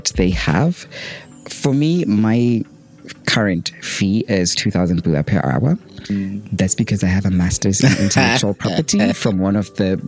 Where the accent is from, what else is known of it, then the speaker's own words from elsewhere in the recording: Botswana; from Botswana